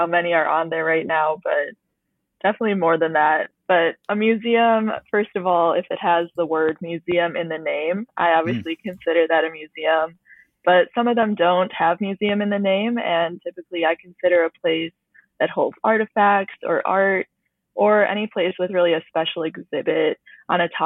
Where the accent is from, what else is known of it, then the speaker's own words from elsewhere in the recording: Chicago, Illinois, United States; now in Washington, D.C., United States; I'm originally from the Chicago area